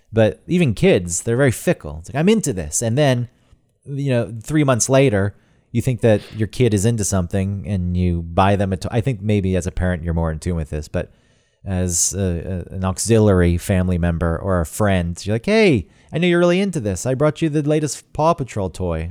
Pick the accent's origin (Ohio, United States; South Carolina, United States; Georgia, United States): Georgia, United States; now in New York, United States; as a kid growing up in Georgia where there's already a lot more bugs because it's so humid and hot